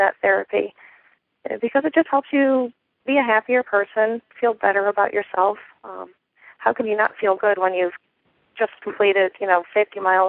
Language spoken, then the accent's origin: English; Connecticut, United States; moved away; I'm originally from Connecticut, so that's where I started trail running.